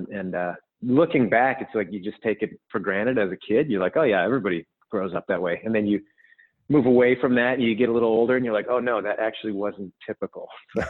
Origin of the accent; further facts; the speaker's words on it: British Columbia, Canada; also born or lived in Edmonton / California; So I was born in Edmonton, which is like more central Canada. And then my family and I actually lived in California for a couple of years when I was young, like maybe 6 or 7.